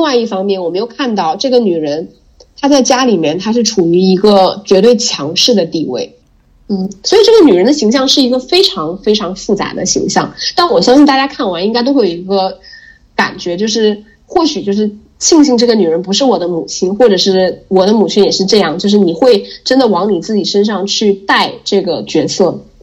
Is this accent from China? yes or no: yes; Jilin, China; 我就是吉林人